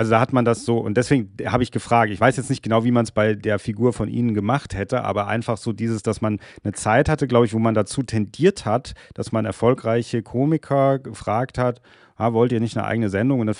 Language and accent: German; Hesse, Germany; Ja, ja, ja, ist ein Hesse. Ich bin ja auch hier aus Hessen. Ich bin ja auch